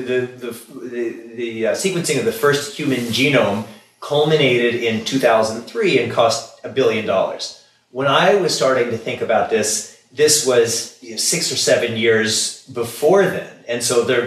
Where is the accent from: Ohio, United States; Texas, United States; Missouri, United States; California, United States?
Missouri, United States; Kansas City; moved away; I come from Kansas City originally. It's traditionally a cow town. I grew up among cows.